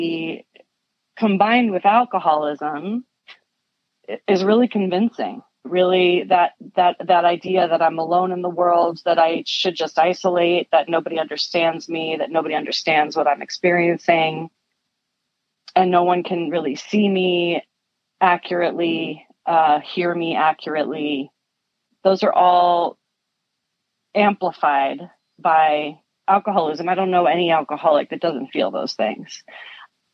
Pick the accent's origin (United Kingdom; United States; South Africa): United States; Connecticut; I grew up in Connecticut, a town that was really beautiful